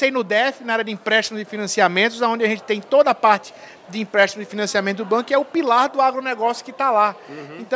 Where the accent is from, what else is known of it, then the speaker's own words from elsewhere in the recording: Recife, Pernambuco, Brazil; Eu sou pernambucano, né? Eu nasci em Recife, uhum. né? onde eu comecei minha carreira em 86.